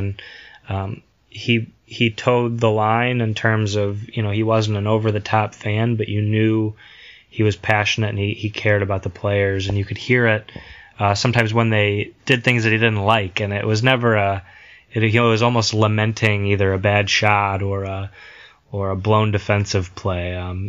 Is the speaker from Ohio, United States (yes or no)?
yes; Toledo, Ohio, United States; I'm from Toledo, so I grew up watching Pistons games.